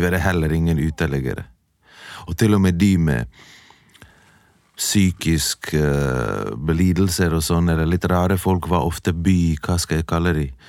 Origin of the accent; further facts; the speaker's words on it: Bergen, Vestland, Norway; also born or lived in Bosnia; Jeg er fra Bergen